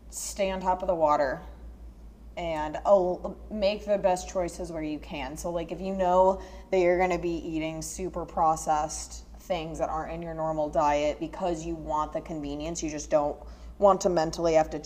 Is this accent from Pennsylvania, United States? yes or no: no; Northern Michigan, United States; I'm from Northern Michigan, and the only reason I knew what grits were was because my grandmother is from Texas.